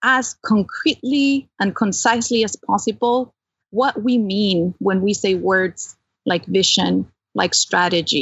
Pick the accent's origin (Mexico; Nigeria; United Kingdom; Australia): Mexico; Mexico City; also born or lived in California; now in Pennsylvania, United States; I was born and raised in Mexico City to a communist family.